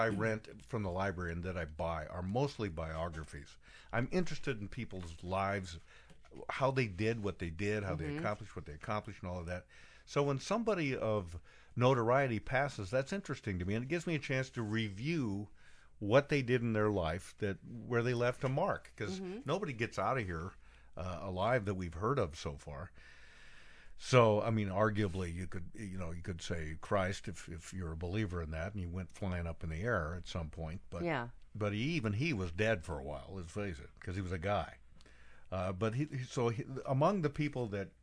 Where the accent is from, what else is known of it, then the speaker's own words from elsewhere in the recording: Central Oregon, United States; moved away; I was coming from Portland to my hometown in Central Oregon